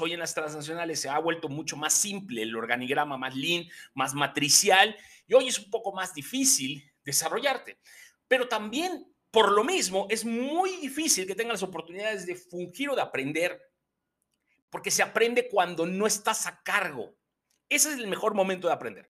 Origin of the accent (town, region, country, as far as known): Mexico